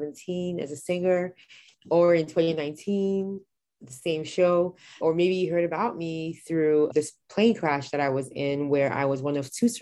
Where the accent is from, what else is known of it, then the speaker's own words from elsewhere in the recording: Nigeria; now in Texas, United States; I was born in Nigeria, which is where I'm from